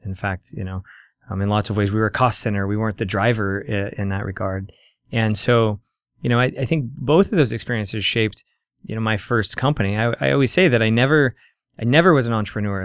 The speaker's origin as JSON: {"language": "English", "town": "Council Bluffs", "region": "Iowa", "country": "United States", "tie": "born or raised there", "lives_now": "Omaha, United States", "said": "I grew up in Iowa, uh, mostly, uh, in Council Bluffs."}